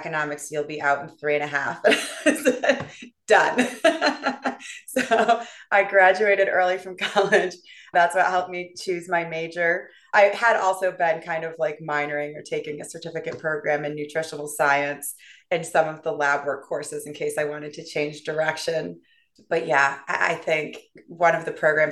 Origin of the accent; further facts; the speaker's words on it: central New York, United States; also born or lived in Louisiana / Alabama; I grew up mostly in central New York, the state attached to the city.